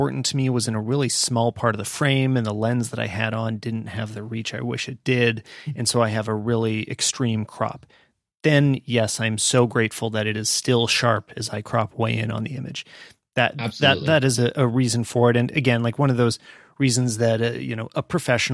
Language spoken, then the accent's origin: English; Canada; we are Canadian